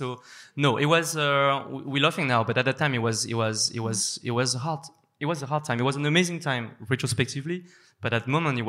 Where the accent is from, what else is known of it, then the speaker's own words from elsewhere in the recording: France; being an Asian French woman growing up in France.